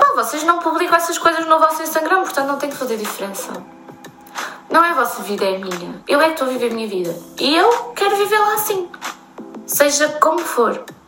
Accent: Torreira, Aveiro District, Portugal; moved away as an adult; eu sou da Praia da Torreira, é uma região uh, muito pequenininha no norte de Aveiro

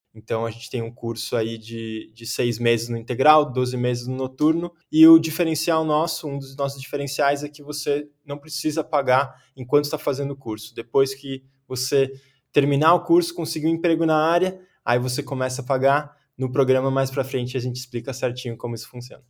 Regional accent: São Paulo, Brazil; Sou aqui de São Paulo, paulistano

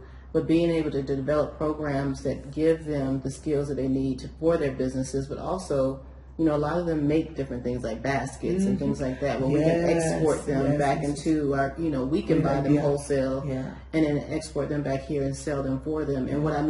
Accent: United States; And here I am coming in as American.

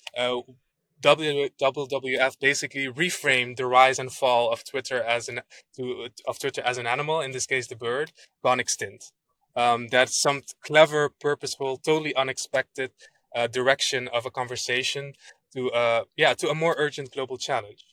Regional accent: Aruba; moved away; also born or lived in Netherlands; I was born and raised in Aruba

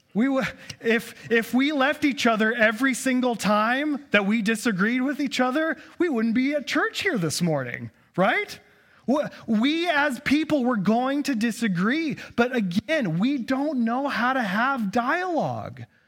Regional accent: United States; As an American

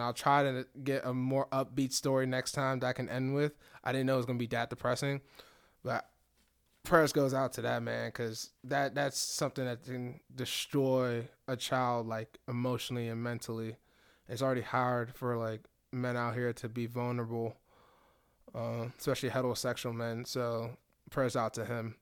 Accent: Nigeria; I'm Nigerian

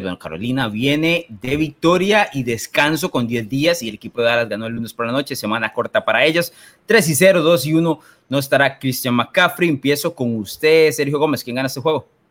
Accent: Limón, Costa Rica; aquí ah. en Limón decimos que lo tiene suave

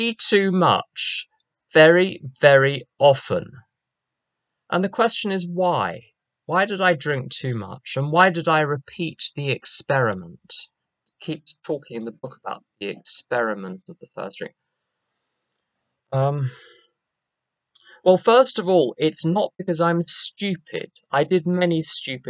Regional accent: London, United Kingdom; moved away; As you can probably guess from my accent, I'm not from around here. We're not in Kansas anymore. I'm from London

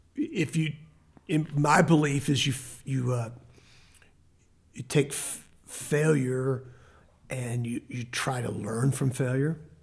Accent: Temple, Texas, United States; now in Lubbock, United States; I grew up in Temple where he lives and he was my Sunday school teacher in high school

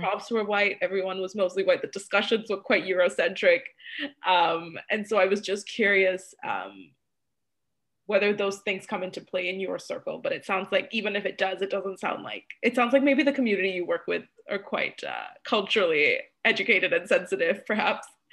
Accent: Malaysia; moved away; growing up in Malaysia

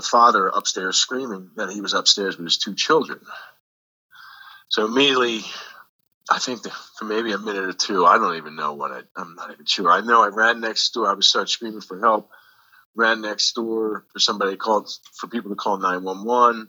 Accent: Philadelphia, Pennsylvania, United States; now in New Jersey, United States; originally from Northeast Philadelphia, but I moved to New Jersey in 1993

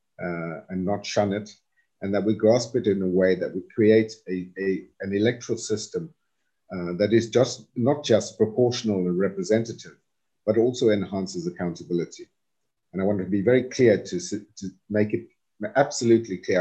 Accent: South Africa; we, as broader South African society

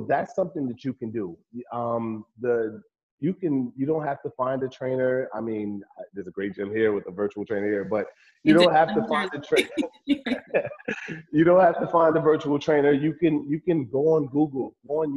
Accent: Newark, New Jersey, United States; I grew up in Newark, New Jersey, and I still have family live there

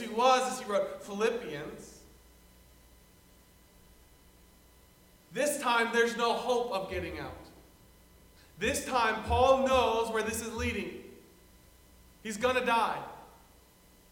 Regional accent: the South, United States; moved away; I come from the South

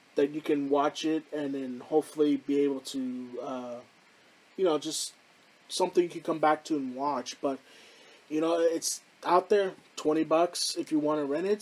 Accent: Houston, Texas, United States; here in my hometown of Houston

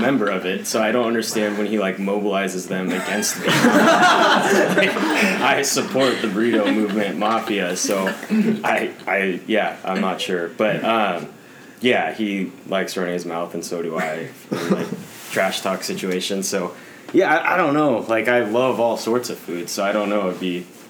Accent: California, United States; moved away as an adult; also born or lived in Oklahoma / Flagstaff; I'm from California, so I'm excited to be back

